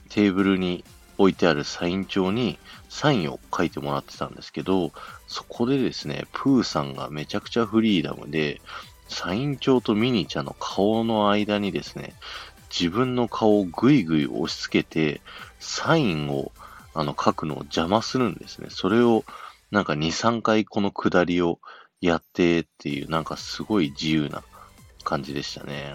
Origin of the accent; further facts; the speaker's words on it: Japan; 日本ですって言ったらですね